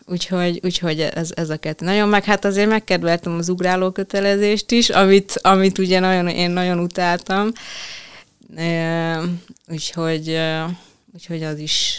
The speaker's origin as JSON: {"language": "Hungarian", "town": "Veszprém", "region": "Veszprém County", "country": "Hungary", "tie": "born or raised there", "said": "amikor már ugye kellett gondolkozni, hogy mi legyen a szakma, vagy egyáltalán hova tovább, akkor itt Veszprémben"}